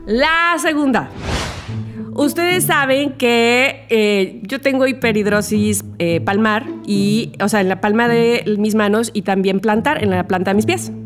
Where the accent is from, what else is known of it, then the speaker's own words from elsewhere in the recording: Veracruz, Mexico; soy de Veracruz